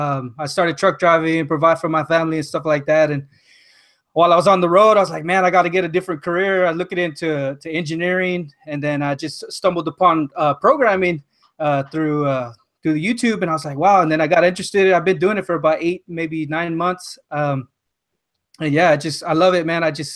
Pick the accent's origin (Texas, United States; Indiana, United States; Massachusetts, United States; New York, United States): Texas, United States; South; from South Texas.